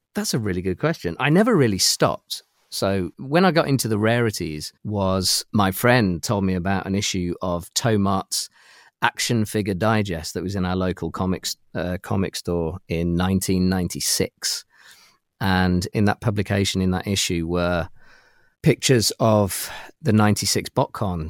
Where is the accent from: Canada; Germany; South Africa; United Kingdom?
United Kingdom; accent: British; my accent is is from from the UK